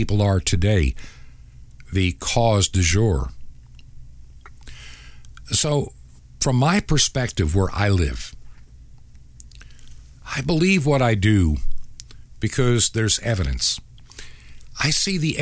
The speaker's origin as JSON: {"language": "English", "area": "Long Island", "region": "New York", "country": "United States", "tie": "born or raised there", "said": "I can remember when I was a child, growing up in New York State, actually outside of New York City in Long Island as a kid"}